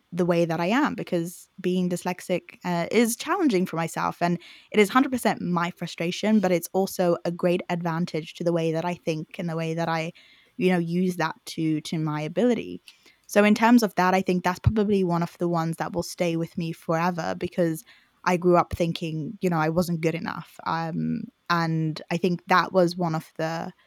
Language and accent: English; Zimbabwe; accent: Zimbabwean; now in United Kingdom; I was born in Zimbabwe.